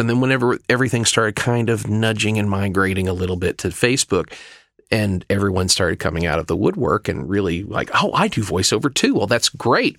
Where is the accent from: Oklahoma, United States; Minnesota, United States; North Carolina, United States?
Oklahoma, United States; also born or lived in Dallas; now in Glendale, United States; originally from Oklahoma